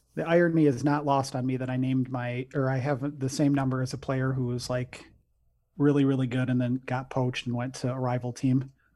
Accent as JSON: {"language": "English", "town": "Detroit", "region": "Michigan", "country": "United States", "moved": "as an adult", "lives_now": "Grand Rapids, United States", "said": "I'm originally from the Detroit area, but I live in Grand Rapids, Michigan"}